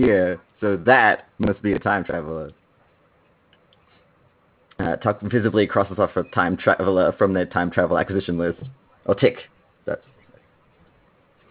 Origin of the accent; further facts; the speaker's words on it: Australia; accent: Australian; my Australian accent